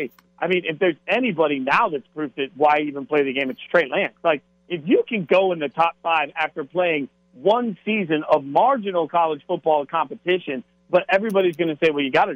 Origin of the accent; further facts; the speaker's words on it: Las Vegas, Nevada, United States; moved away; also born or lived in the South; I grew up in Vegas, not far from the Marie Callender store.